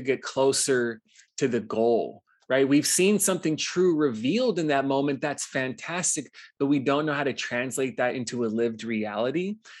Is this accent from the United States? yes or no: yes; Los Angeles, California, United States; moved away as an adult; also born or lived in Hawaii; I grew up in Los Angeles, actually, before I moved to Hawaii at eighteen